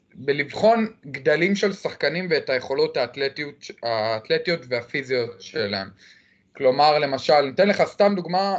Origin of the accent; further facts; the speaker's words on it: Jerusalem, Jerusalem District, Israel; אני מירושלים, אני בן 25